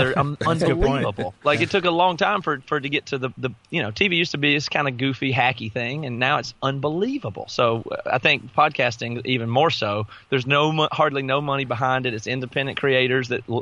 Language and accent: English; the South, United States; I grew up in the South.